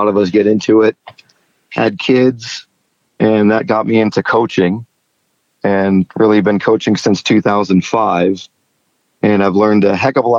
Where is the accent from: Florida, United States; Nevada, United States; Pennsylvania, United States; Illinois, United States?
Illinois, United States; Chicago; I grew up in the Chicago area